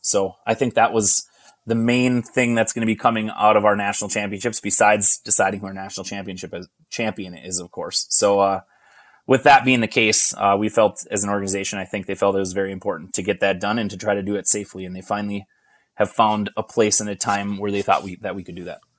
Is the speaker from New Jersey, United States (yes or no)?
no; Hibbing, Minnesota, United States; also born or lived in Chisholm, Minnesota; I grew up in the Hibbing and Chisholm in the Chisholm Curling Club and in the Hibbing Curling Club